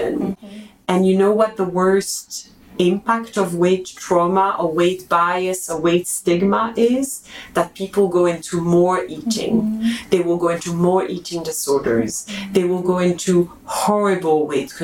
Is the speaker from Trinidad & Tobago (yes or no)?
no; Belgium; I'm from Belgium